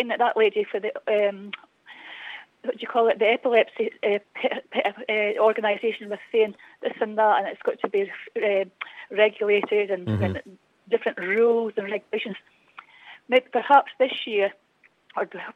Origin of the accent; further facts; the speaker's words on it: Scotland, United Kingdom; I'm just phoning as a Scottish person